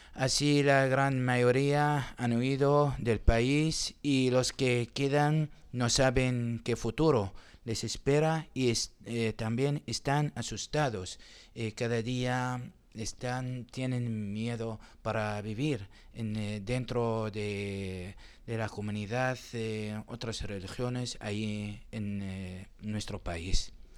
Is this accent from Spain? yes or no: no; Qaraqosh, Nineveh, Iraq; Spanish is a second language; moved away as an adult; also born or lived in Erbil, Iraq; yo soy de una ciudad que se llama Carajos